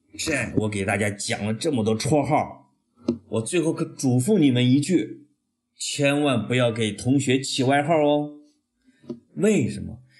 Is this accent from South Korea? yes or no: no; China; 我们中国人